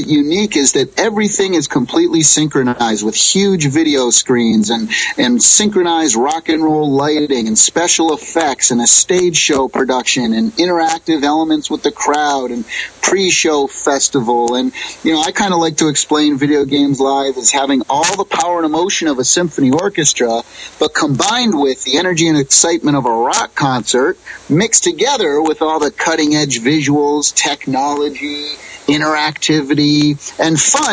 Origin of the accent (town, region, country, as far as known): Springfield, Massachusetts, United States; born or raised there; moved away as an adult; now in California, United States